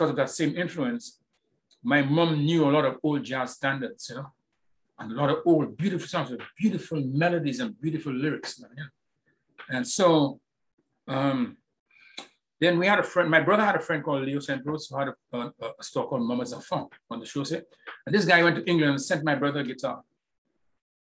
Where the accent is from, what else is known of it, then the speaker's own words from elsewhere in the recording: Castries, St. Lucia; I grew up in the middle of Castries